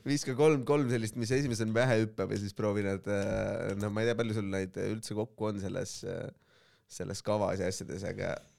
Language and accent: Estonian; Estonia; me sündisime Eestisse valgete meestena